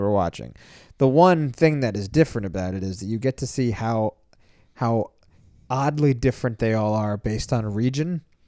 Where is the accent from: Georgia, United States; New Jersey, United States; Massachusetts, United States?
New Jersey, United States; Edison; moved away; also born or lived in Howell, New Jersey; I grew up in Edison